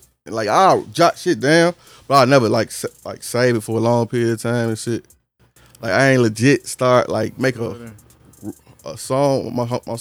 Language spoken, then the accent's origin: English; Maywood, Illinois, United States; I grew up in Maywood